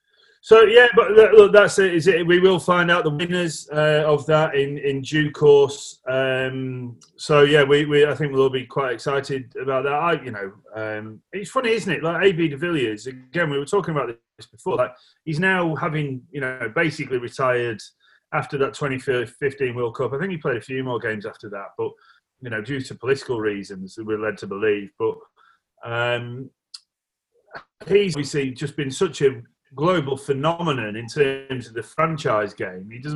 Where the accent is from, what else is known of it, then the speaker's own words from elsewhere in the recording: England, United Kingdom; I'm English